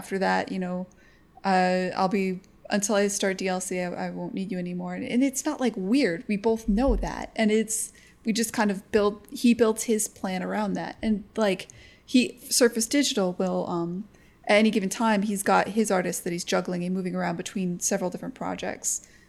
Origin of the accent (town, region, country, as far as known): United States